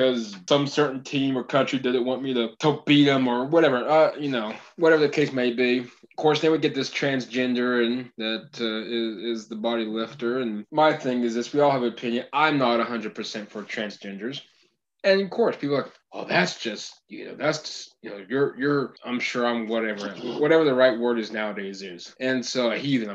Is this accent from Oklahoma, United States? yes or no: yes; Oklahoma, United States; we're from Oklahoma